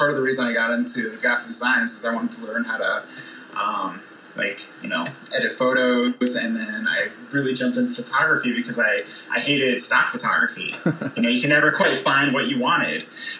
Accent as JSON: {"language": "English", "region": "Colorado", "country": "United States", "tie": "born or raised there", "also_born_or_lived": "Lake Forest, Illinois / Wisconsin", "said": "So a little bit outside of Chicago. I honestly don't remember Illinois that much. Lived in Wisconsin for a quick little stint there, and then I moved to Colorado when I was 5."}